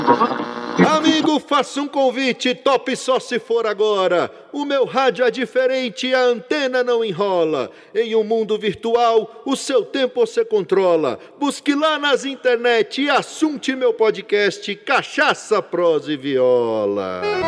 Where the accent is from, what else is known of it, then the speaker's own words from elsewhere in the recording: Brasília, Federal District, Brazil; eu não sou de Minas, sou de Brasília, mas minha família por parte de mãe é de Minas